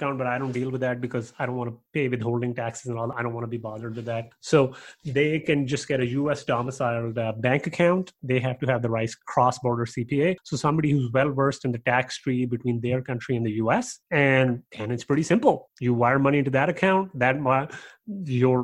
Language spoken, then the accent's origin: English; Pakistan; also born or lived in Canada; now in Texas, United States; I'm from Pakistan, but I went to school in Canada.